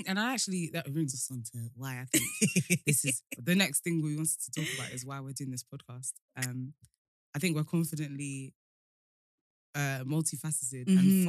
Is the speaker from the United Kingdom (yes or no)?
yes; London, United Kingdom; also born or lived in Essex / Nigeria; now in Dagenham, United Kingdom; I'm from Nigeria, which I'm hoping you already know because … I live in East London, born and bred. Well, bred somewhat. I was also bred in Essex, but I don't claim that part of my life.